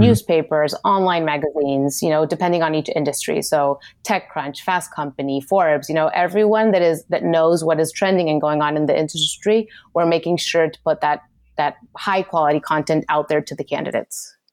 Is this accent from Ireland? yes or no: no; Argentina; moved away; I'm originally from Argentina